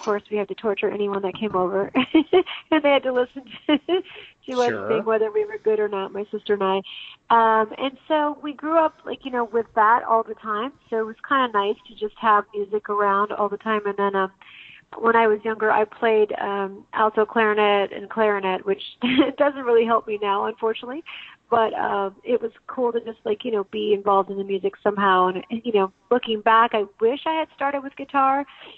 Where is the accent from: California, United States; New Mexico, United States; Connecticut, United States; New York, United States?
New Mexico, United States; Santa Fe; I'm from New Mexico originally. I'm born and raised in Santa Fe, New Mexico, and I went out, came out to Arizona, and I've kind of never left.